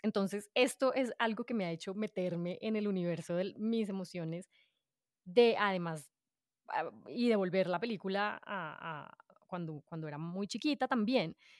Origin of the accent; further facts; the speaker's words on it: Bogotá, Colombia; yo nací en Bogotá, soy adoptada y pues mis papás me adoptaron desde que yo era chiquitina